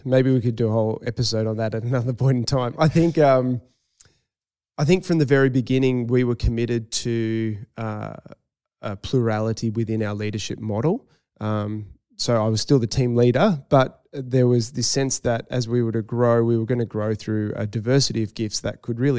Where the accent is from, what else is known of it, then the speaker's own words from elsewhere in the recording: Northern Beaches, New South Wales, Australia; moved away as an adult; And in terms of the place, I grew up on the Northern Beaches, but when I was 18, moved away. And for me, I really had a strong call back to that community.